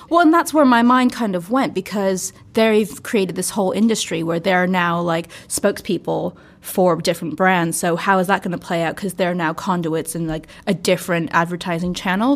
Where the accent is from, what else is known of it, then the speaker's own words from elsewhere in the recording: United States; I'm American